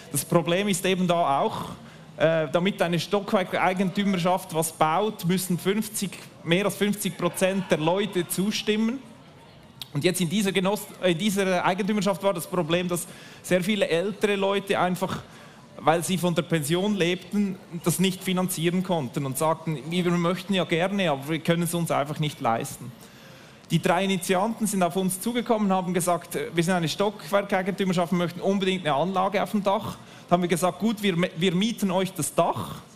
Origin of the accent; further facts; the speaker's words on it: Nidwalden, Switzerland; Bei mir ist es so, ich komme aus dem Kanton Nidwalden, und als ich aufgewachsen bin, ging es darum, den Atommüll bei uns im Kanton zu versorgen.